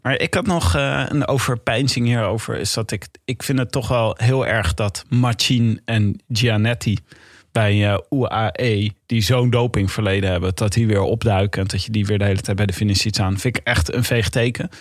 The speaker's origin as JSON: {"language": "Dutch", "town": "Leiden", "region": "South Holland", "country": "Netherlands", "said": "Ik kom uit Leiden"}